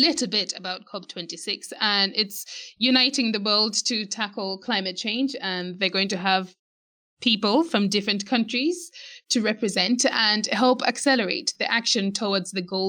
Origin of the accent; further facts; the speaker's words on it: Malawi; I'm Malawian.